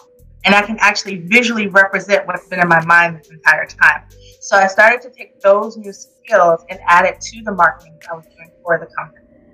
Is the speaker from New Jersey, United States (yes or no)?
yes; Jersey City, New Jersey, United States; moved away as an adult; also born or lived in California; now in Raleigh, United States; I actually was born in Cali. Grew up in Jersey, Jersey City, Jersey.